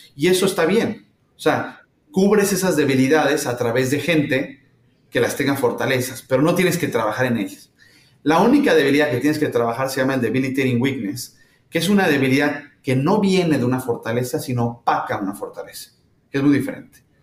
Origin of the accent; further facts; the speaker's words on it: Mexico; moved away as an adult; now in San Francisco, United States; yo soy mexicano, digo, viviendo aquí en San Francisco, pero soy mexicano